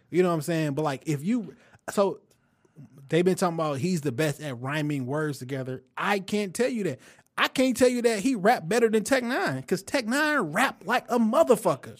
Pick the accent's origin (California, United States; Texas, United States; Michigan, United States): Michigan, United States; Detroit; I'm from Detroit